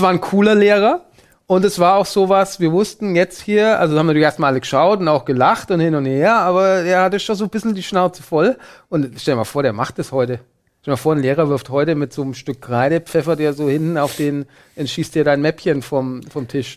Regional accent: Bavaria, Germany; ich bin in Bayern zur Schule gegangen

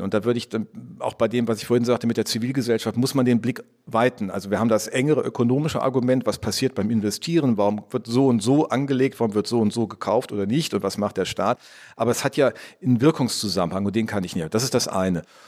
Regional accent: Rhineland, Germany; als gebürtiger Rheinländer

